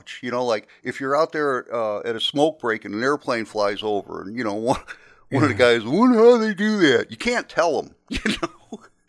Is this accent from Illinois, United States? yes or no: yes; Chicago, Illinois, United States; So I was, you know, I was from Chicago.